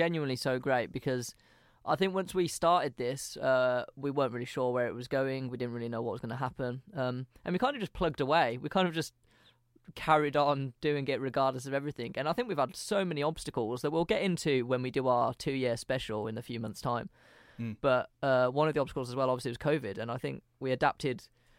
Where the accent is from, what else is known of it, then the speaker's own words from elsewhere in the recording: Birmingham, West Midlands, United Kingdom; accent: Brummie; I wouldn't drop my accent. So it would just be a Brummie guy